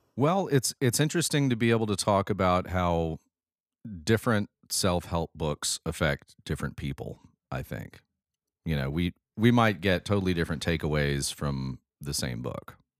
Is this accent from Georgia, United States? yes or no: no; Alabama, United States; we've got two Alabamians